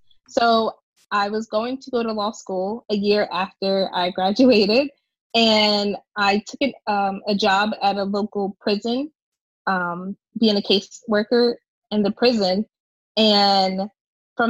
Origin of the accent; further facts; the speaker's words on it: Levittown, Pennsylvania, United States; I grew up in the suburbs of Philadelphia. So it's a small little town, Levittown.